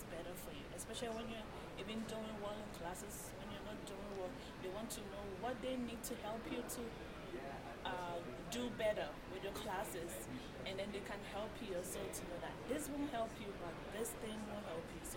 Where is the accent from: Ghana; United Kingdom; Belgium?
Ghana; now in Aurora, United States; I'm an immigrant from Ghana.